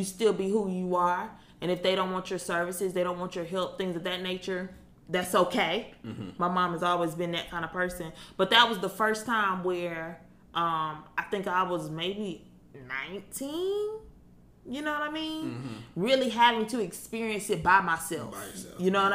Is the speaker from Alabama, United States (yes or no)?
yes; Alabama, United States; I was born and raised in Alabama.